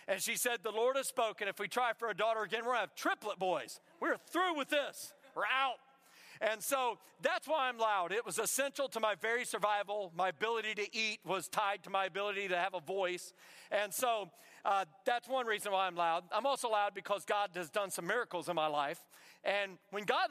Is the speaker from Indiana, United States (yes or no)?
yes; Indiana, United States; now in South Carolina, United States; I come all the way from South Carolina. I'm originally from Indiana